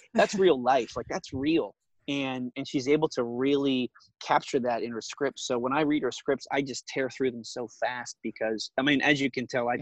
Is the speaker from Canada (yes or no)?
yes; Alberta, Canada; moved away as an adult; also born or lived in Vancouver, Canada; now in Los Angeles, United States; I, grew up in Alberta